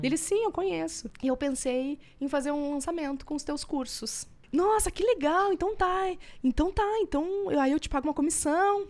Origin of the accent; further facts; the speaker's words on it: Estância Velha, Rio Grande do Sul, Brazil; Nós somos lá do interior do Rio Grande do Sul, de uma cidade chamada Estância Velha